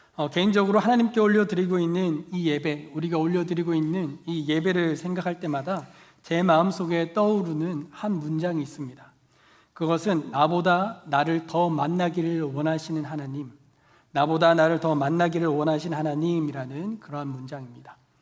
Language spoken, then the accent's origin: Korean; Daegu, South Korea; moved away; 방학 때 제가 대구 고향집에 내려간